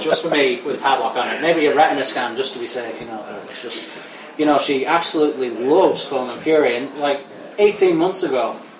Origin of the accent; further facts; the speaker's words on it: Northern England, United Kingdom; Obviously, growing up in Northern England, you definitely get good Indian food.